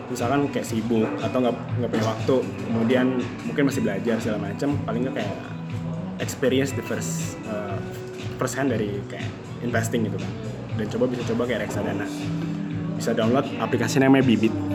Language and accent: Indonesian; Indonesia; kita orang Indo